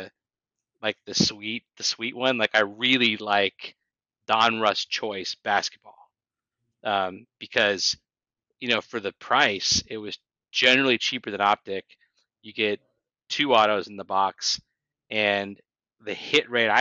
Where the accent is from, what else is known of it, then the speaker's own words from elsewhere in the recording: Los Angeles, California, United States; I grew up in Los Angeles